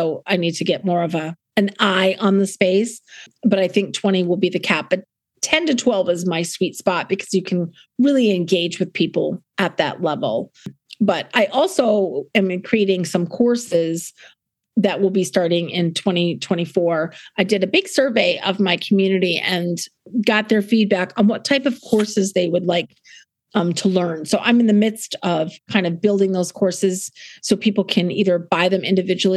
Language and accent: English; South Dakota, United States; born or raised there; also born or lived in New England; now in Fredericksburg, United States